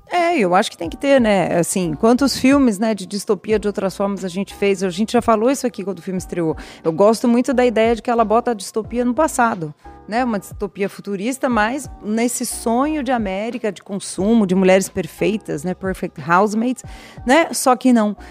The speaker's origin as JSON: {"language": "Portuguese", "region": "São Paulo", "country": "Brazil", "said": "Eu sou paulistana, paulistana é da periferia. Não sou nem da ZN, nem da, da Zona Sul, sou da Zona Leste."}